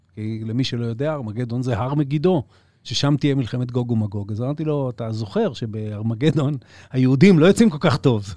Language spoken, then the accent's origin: Hebrew; Israel